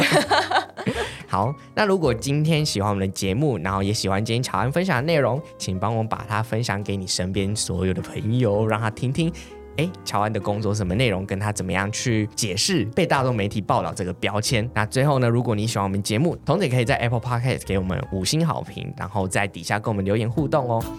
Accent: Taiwan; 我们台湾人

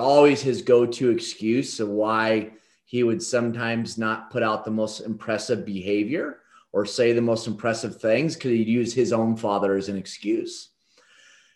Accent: Damascus, Oregon, United States; in a small little town called Damascus, Oregon, is where I was born and raised

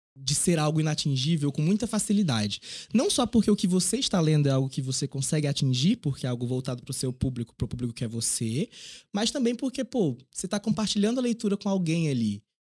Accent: Piauí, Brazil; also born or lived in Teresina; quando eu fui morar em Teresina, na capital do estado, para fazer ensino médio

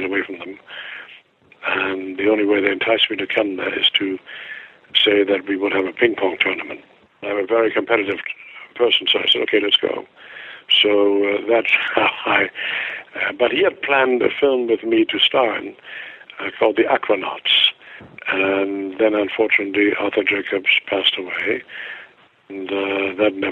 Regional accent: Germany; moved away; I have a German passport

